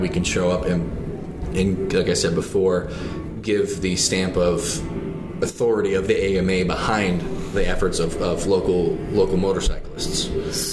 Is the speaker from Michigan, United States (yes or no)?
yes; Michigan, United States; moved away; I'm from Michigan originally.